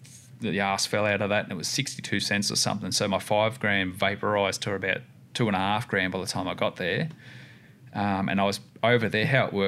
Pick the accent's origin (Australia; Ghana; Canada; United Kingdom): Australia; oh, we're just from Australia, having a bit of a crack.